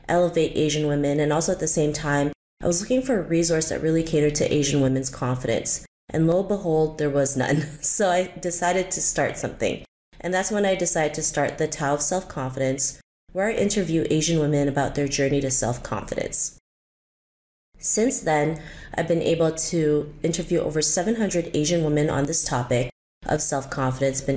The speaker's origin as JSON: {"language": "English", "country": "Canada", "tie": "born or raised there", "also_born_or_lived": "Philippines", "said": "I was actually born in the Philippines and moved to Canada when I was 7, but I actually moved back when I was 13 and then came back again when I was 16. So everything really started with growing up in Canada"}